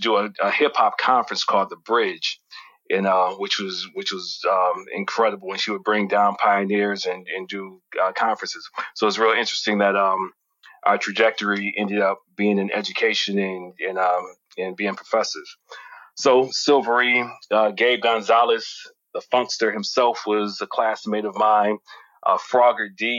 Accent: Detroit, Michigan, United States; I was born and raised in Detroit on the northwest side of Detroit, a product of the Detroit Public Schools

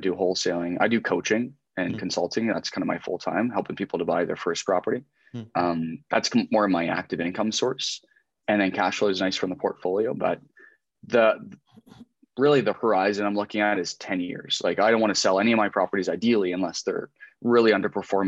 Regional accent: just outside of Halifax, Nova Scotia, Canada; moved away; also born or lived in Southwestern Ontario; I grew up like just outside of Halifax

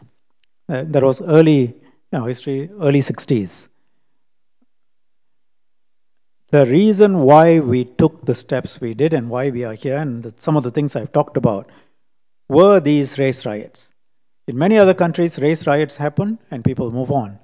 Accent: Singapore; lived experience of being a Singaporean.

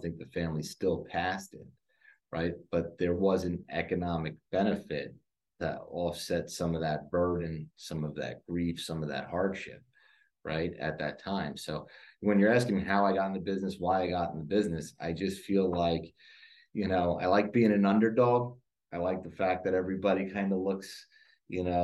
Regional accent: New York City, New York, United States; moved away as an adult; now in Charlotte, United States; I grew up in Staten Island, New York.

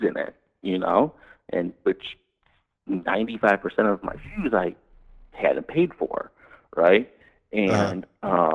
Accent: Cleveland, Ohio, United States; moved away as an adult; also born or lived in West Coast / western US; I'm from the Midwest. I'm from Cleveland

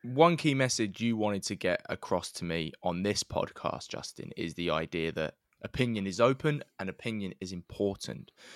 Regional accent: London, United Kingdom; I grew up in North East London, supporting Huddersfield Town

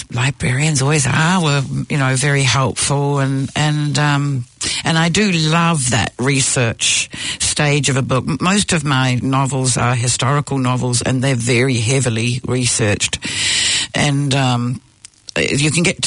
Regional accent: New Zealand; also born or lived in Australia; I'm a very proud sixth generation New Zealander

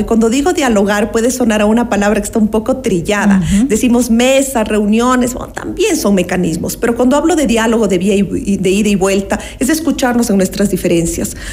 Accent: Ecuador; como ecuatorianos y ecuatorianas

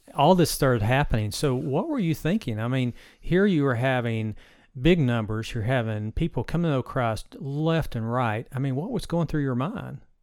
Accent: Bristol, United States; Bristol's my hometown

